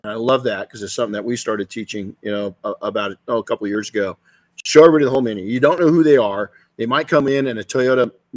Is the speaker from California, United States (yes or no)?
yes; California, United States